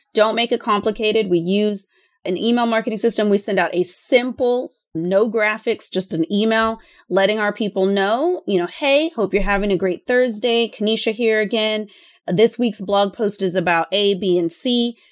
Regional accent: Austin, Texas, United States; I would like to buy a house here in Austin in my hometown

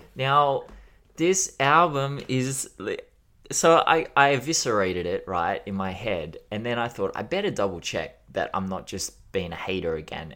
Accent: Australia; as an Australian

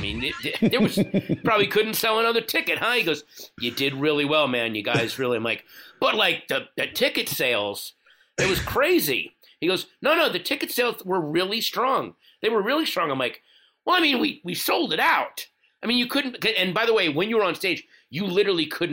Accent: Northern Virginia, United States; I grew up in Northern Virginia

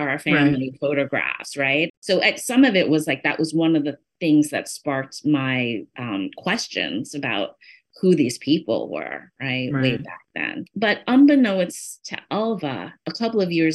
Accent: New York City, New York, United States; where I grew up in Flushing was the southernmost end of Flushing.

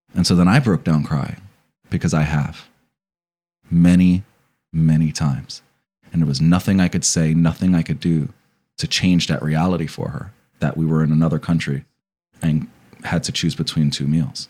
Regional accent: New Jersey, United States; I'm from New Jersey, and Passaic, Patterson, coupled, and Newark, right? And so you gr, I grew up around a lot of gangs

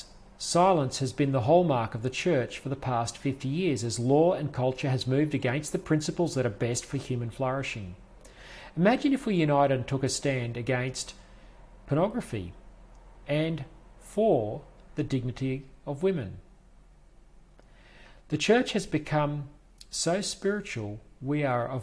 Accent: Toowoomba, Queensland, Australia; my hometown of Toowoomba

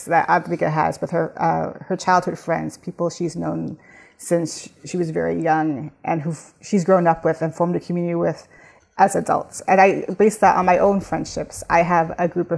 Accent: Southern California, United States; moved away as an adult; now in New York, United States; I'm originally from Southern California. I moved to New York about 20 years ago and everyone else is still in California

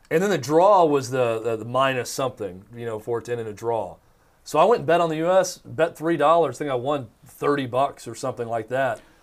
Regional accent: United States; I am an American

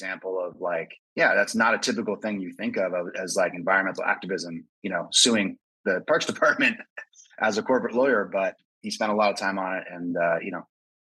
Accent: Northern California, United States; I grew up in Northern California

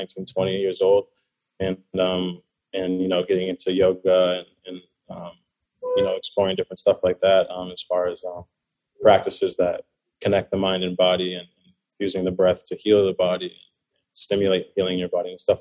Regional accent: Orange County, California, United States; I'm from Orange County

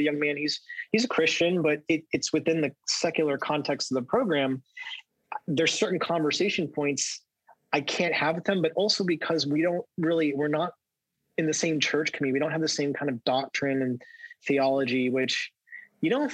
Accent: Southern California, United States; I grew up in Southern California

